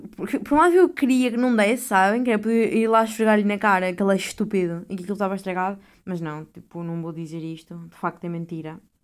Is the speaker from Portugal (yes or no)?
yes; Portugal; moved away; sou de Portugal